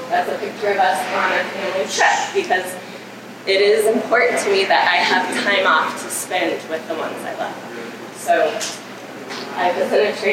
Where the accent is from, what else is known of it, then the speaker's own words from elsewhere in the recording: La Junta, Colorado, United States; it's my hometown, it's my community